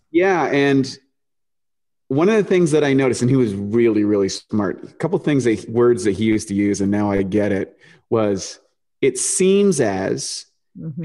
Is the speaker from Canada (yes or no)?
yes; New Brunswick, Canada; also born or lived in Toronto, Canada; born in, born in Toronto, grew up on the East Coast in a place called New Brunswick in this little town